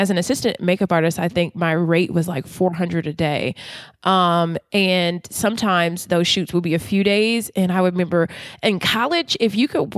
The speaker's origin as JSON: {"language": "English", "town": "Baltimore", "region": "Maryland", "country": "United States", "lives_now": "Washington, D.C., United States", "said": "But since I'm from Baltimore, I know I could have a mini waterfront condo for this price."}